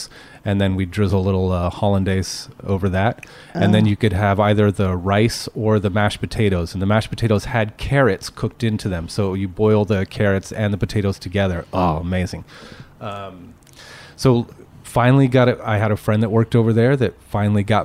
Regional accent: Petaluma, California, United States; growing up in Petaluma, we have a great restaurant scene there

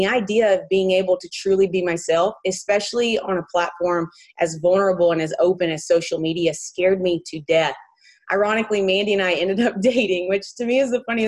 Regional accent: Morris, Alabama, United States; moved away as an adult; now in Huntington Beach, United States; I'm actually born and raised in a very small town called Morris, Alabama

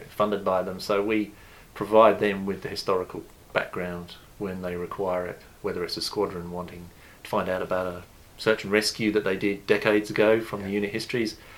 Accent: United Kingdom; moved away as an adult; also born or lived in London; now in New Zealand; as you can probably determine from my accent, I'm originally from the UK.

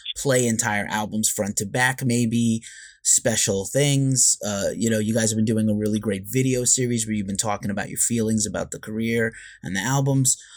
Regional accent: New York, United States; I'm a New Yorker also

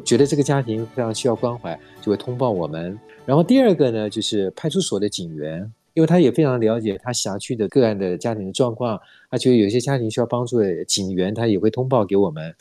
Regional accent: Taiwan; 是因为我们台湾人都很有爱心

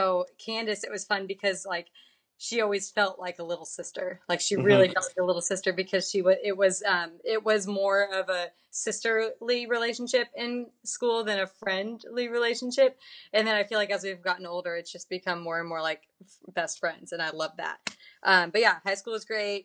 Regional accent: Andover, Kansas, United States; moved away as an adult; now in Texas, United States; we grew up in Andover. I mean, all three of us did.

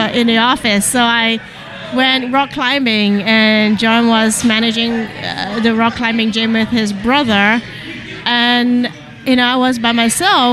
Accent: Kuala Lumpur, Malaysia; moved away as an adult; also born or lived in Kampar, Malaysia; now in Philadelphia, United States; I grew up in the big city. I grew up in Kuala Lumpur because my dad was the first in the family who had to move out to the big city

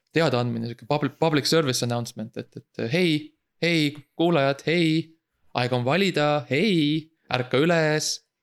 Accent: Estonia; moved away as an adult; now in Germany; ma olen siiski eestlane, ega ma ei kaota ära seda eestlust, ma ikkagi räägin eesti keeles

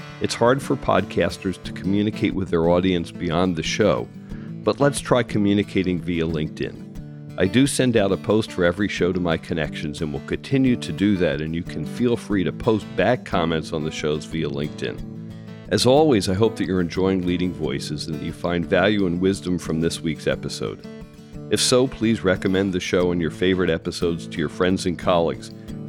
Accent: Philadelphia, Pennsylvania, United States; The transit halls, I'm from Philadelphia. As a kid, I came to New York once a month on the weekend, as a teenager.

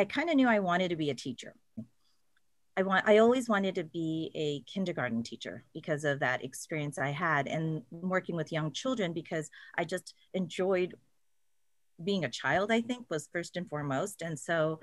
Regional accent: Salinas, California, United States; also born or lived in San Diego; it's 2 hours from my hometown, which is Salinas

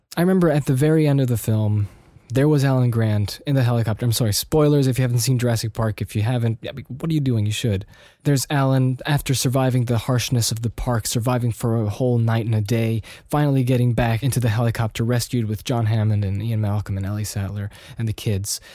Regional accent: Austria; also born or lived in United States; living in Austria in the early nineties

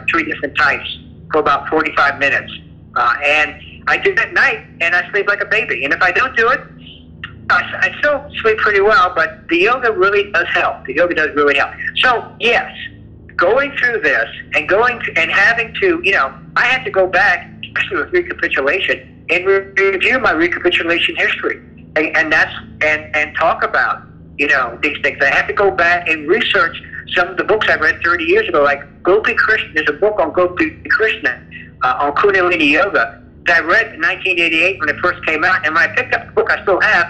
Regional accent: the South, United States; I grew up in the South, and we didn't talk about these things.

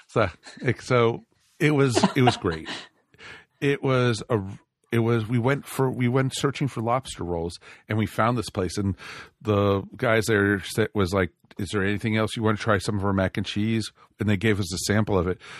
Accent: outside of New York, United States; moved away; also born or lived in Roswell; I grew up outside of New York

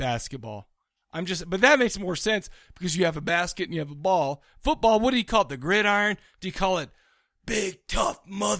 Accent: United States; Logic goes out the door when you're talking to me as an American.

